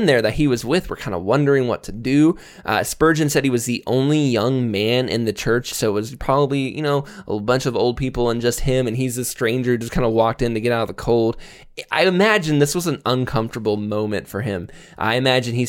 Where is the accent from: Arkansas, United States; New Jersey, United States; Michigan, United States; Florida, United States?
Florida, United States; moved away; I grew up in Florida.